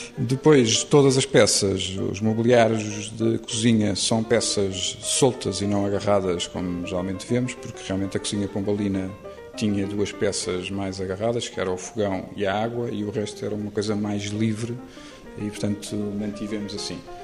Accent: Lisbon, Portugal; eu sempre vivi numa zona ali na dos Estados Unidos da América, que é uma zona eh, com um desenho modernista e com um desenho bem feito, eh, com um urbanismo muito claro e que foi uma zona onde eu cresci

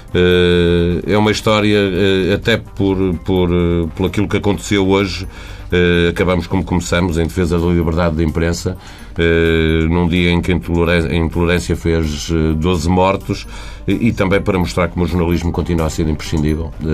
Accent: Portugal; eu eh, sendo português, gostava de viver na Suécia

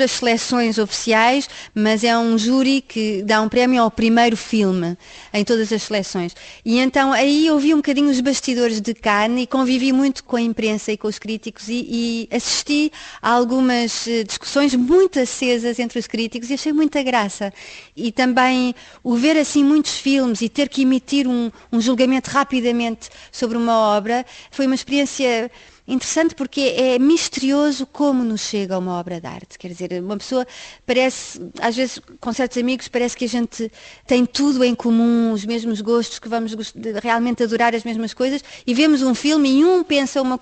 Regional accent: France; Em França existe isto já sou eu enquanto francesa a criticar a França

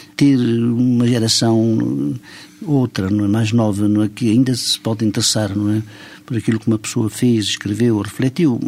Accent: São Pedro do Rio Seco, Centro, Portugal; now in France; eu nasci no distrito da Guarda, realmente numa aldeia do distrito da Guarda chamada São Pedro do Rio Seco, que se encontra entre Vila Formoso e Almeida

